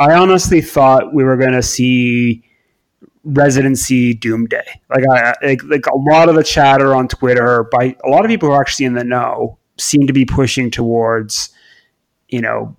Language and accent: English; Quebec, Canada; So I was born in Quebec